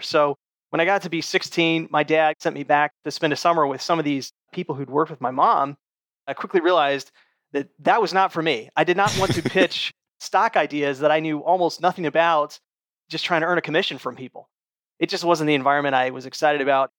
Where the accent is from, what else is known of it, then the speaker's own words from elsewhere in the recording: United States; moved away as an adult; also born or lived in Middle East; growing up as an American